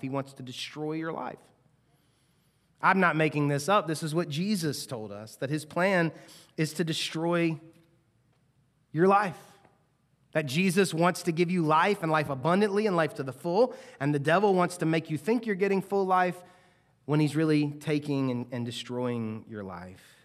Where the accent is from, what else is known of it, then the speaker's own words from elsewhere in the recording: United States; we as American Christians